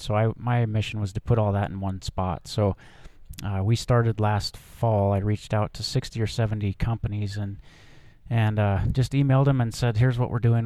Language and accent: English; Helena, Montana, United States; also born or lived in Seattle; I'm a Montana native, fifth generation Montana guy. I grew up in Helena